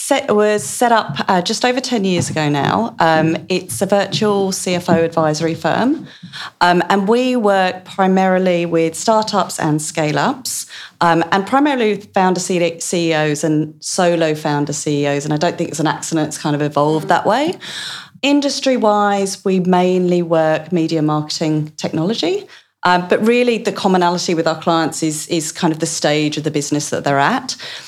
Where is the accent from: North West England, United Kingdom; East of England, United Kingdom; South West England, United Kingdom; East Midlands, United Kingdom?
East of England, United Kingdom; accent: Essex, Australianised; moved away as an adult; now in Australia; So this is why my accent got Australianised quite so quickly, because the Essex lilt and the Australian, it kind of just melds.